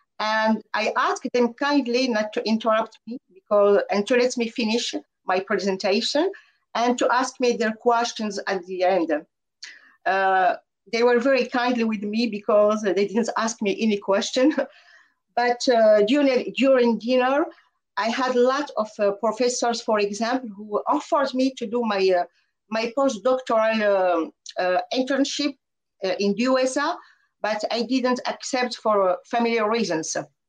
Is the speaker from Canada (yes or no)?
no; France; English is a second language; I'm from France